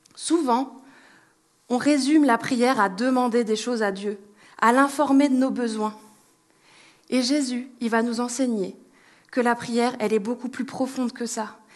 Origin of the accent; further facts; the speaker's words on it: France; en tant que bon Français